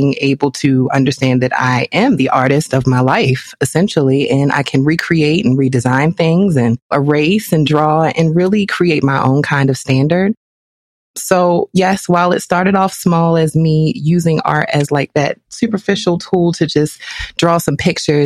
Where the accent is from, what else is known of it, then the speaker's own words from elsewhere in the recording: Baltimore, Maryland, United States; I am from Baltimore with love. And as the youngest in the family